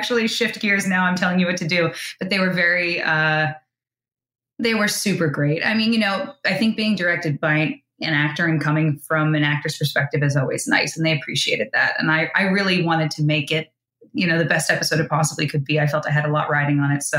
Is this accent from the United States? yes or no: yes; Bergen County, New Jersey, United States; also born or lived in New York City; I'm from Jersey